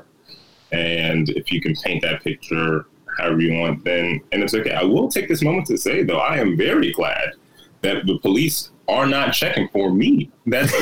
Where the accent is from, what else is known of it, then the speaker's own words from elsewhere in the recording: Chicago, Illinois, United States; as a Chicagoan